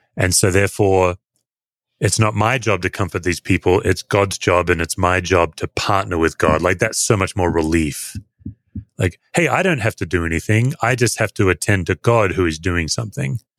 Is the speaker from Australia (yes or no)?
yes; Australia; I'm an Australian. I'm not uh, American, and Aussies, as a general statement, we we all work hard to look relaxed